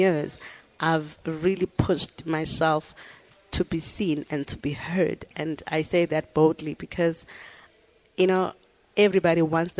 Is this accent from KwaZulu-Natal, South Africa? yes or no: yes; Umlazi, KwaZulu-Natal, South Africa; also born or lived in Empangeni; I was born in Mpangeni, Ngwelezane Hospital.